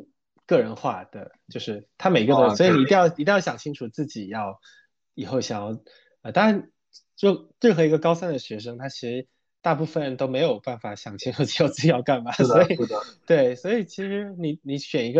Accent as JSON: {"language": "Chinese", "town": "Quanzhou", "region": "Fujian", "country": "China", "accent": "Quanzhou Minnan", "moved": "as an adult", "said": "我是泉州的"}